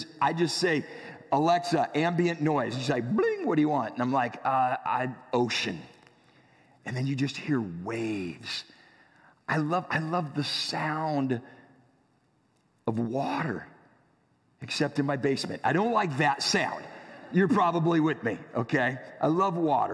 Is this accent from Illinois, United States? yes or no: no; San Diego, California, United States; I grew up in San Diego